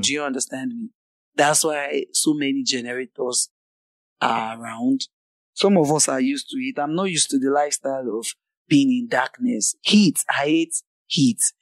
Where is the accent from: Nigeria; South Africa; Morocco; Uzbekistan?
Nigeria; I'm from Nigeria